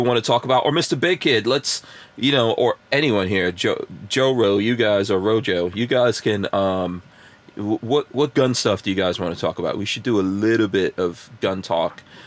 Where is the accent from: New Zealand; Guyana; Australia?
Guyana; I was born in Guyana